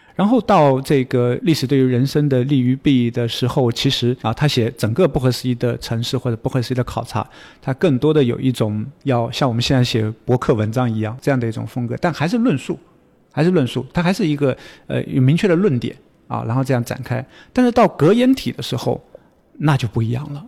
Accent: China; 我们中国人

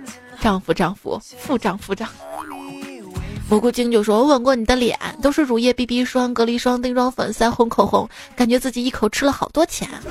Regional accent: Northeast China, China; 要我说这些方法肯定不是我们东北人研究的，因为东北人不可能剩酒的。

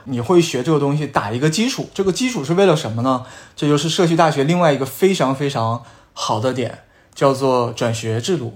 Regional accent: Northeast China, China; accent: Northeastern dialect; moved away as an adult; now in United States; 我们东北话叫街溜子

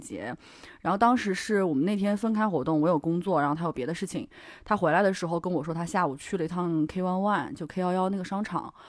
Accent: China; 我们中国人

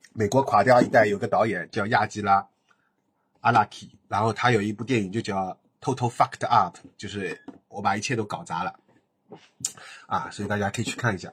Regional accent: Shanghai, China; 他跟我都是在石化长大

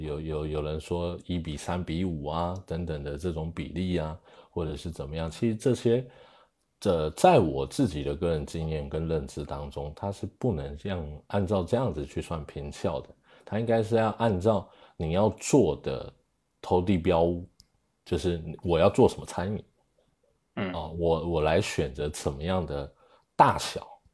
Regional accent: Taiwan; moved away as an adult; now in China; 我是，呃，来自台湾，啊，然后零八年进来中国

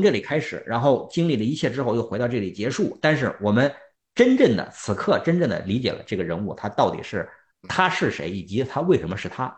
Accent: China; 我们作为中国人

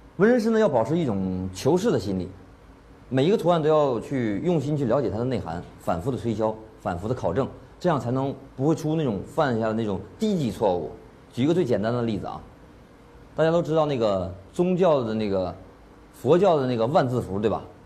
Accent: China; 我是中国人

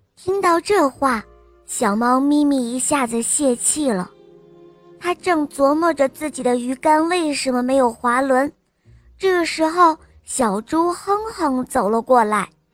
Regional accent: Shanghai, China; 我今年五岁了，我来自上海

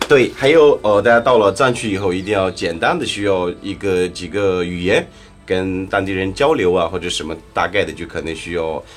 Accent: Shangri-La, Yunnan, China; Chinese is a second language; 我老家是云南香格里拉，泥溪

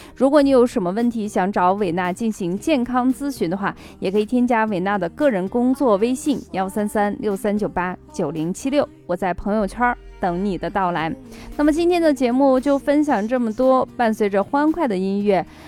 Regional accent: northern China, China; also born or lived in Xi'an; 作为北方人

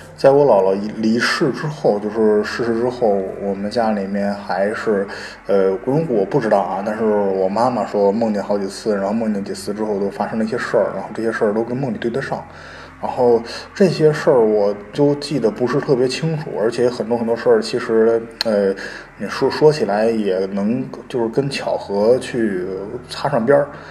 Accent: Northeast China, China; 因为我们家是东北的

